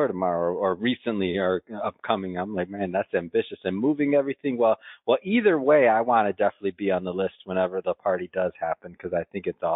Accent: Midwest, United States; I'm from the Midwest

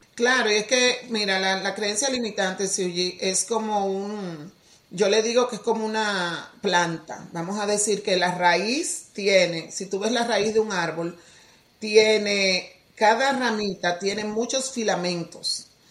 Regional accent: Dominican Republic; Soy de la República Dominicana, original, nacida allá, criada allá

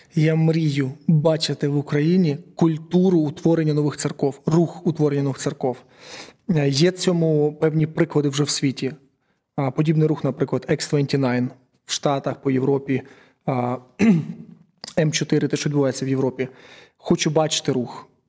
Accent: Uman, Cherkasy Oblast, Ukraine; я з Умані

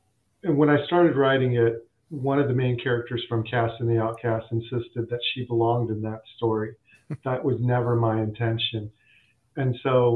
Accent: United States; also born or lived in India / Andhra Pradesh; I was born in India, but grew up in America

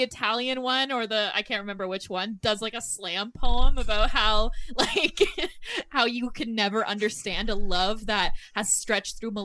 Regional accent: Southern Ontario, Canada; moved away; we're from Southern Ontario

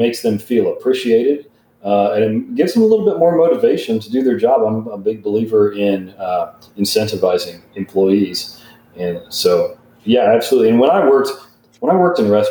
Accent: Eureka Springs, Arkansas, United States; I grew up in Eureka Springs

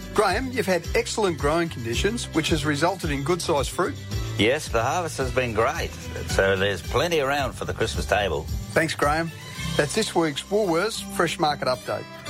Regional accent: Belair National Park, South Australia, Australia; I grew up around Belair National Park and stuff, and used to enter that all the time.

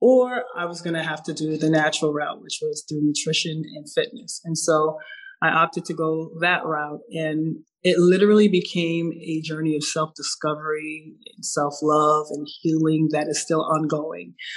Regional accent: Jamaica; I'm from Jamaica. And so coming up with Caribbean parents

